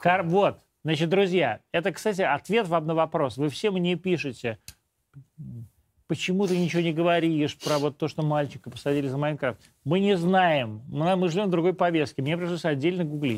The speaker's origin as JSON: {"language": "Russian", "town": "Podolsk", "region": "Moscow Oblast", "country": "Russia", "said": "Я, в общем, сам житель Подмосковья. Я сам из Подольска"}